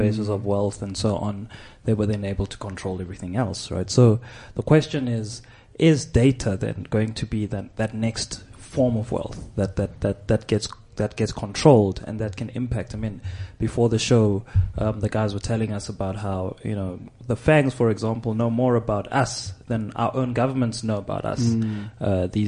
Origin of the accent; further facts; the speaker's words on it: South Africa; as a South African